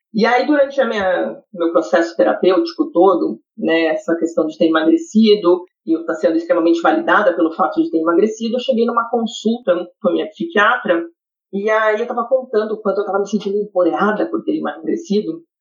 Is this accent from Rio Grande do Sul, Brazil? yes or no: yes; interior of Rio Grande do Sul, Brazil; moved away as an adult; now in Canada; que nasceu no interior do Rio Grande do Sul, tá? Sou gaúcha